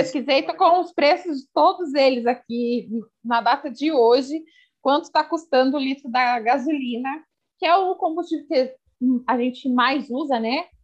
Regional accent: Sorocaba, São Paulo, Brazil; sou daqui da cidade de Sorocaba

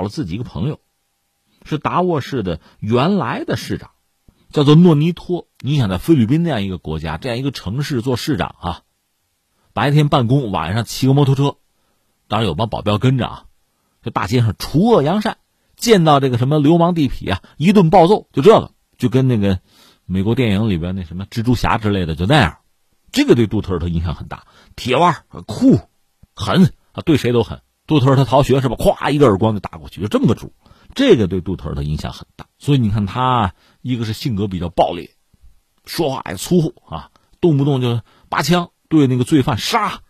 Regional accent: China; 我们中国人

